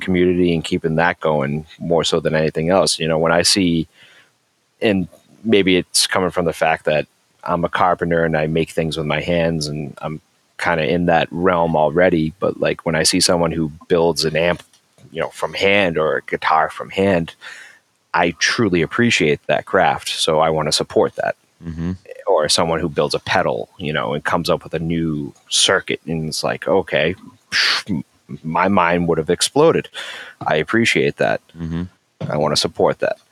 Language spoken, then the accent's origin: English; Massachusetts, United States; also born or lived in Marshfield, Massachusetts; I'm from Massachusetts. I'm from a town. I live in a town called Marshfield, which is like 40 minutes south of Boston